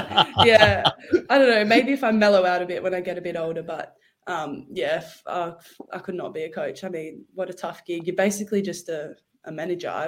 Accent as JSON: {"language": "English", "country": "Australia", "moved": "as an adult", "lives_now": "London, United Kingdom", "said": "now that I'm Australian"}